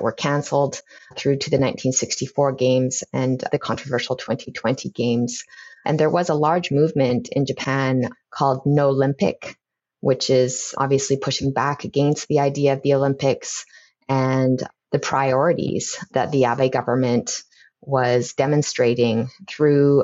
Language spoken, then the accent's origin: English; Lethbridge, Alberta, Canada; moved away; I spent some of my time growing up, when I later moved to Lethbridge, living with my grandfather